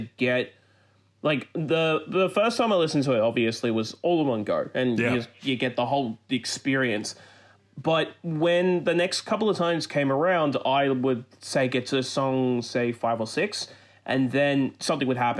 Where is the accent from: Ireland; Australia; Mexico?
Australia; I am Australian.